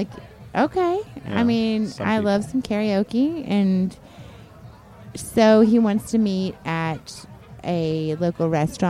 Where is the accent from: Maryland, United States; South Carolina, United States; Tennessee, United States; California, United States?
Tennessee, United States; Chattanooga; Tennessee. Chattanooga, Tennessee.